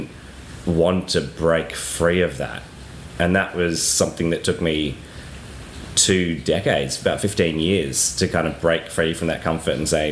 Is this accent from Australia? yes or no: yes; Australia; moved away as an adult; now in Mallorca, Spain; I actually couldn't leave Australia for many, many years